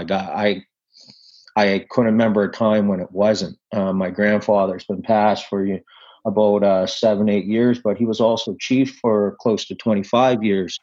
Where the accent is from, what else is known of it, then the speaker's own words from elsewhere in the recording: Sipekne'katik First Nation, Nova Scotia, Canada; I'm from Sebaganegdi First Nation. I grew up in here.